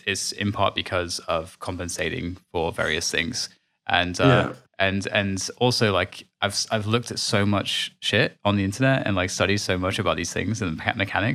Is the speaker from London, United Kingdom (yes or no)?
yes; London, United Kingdom; I was born in Hammersmith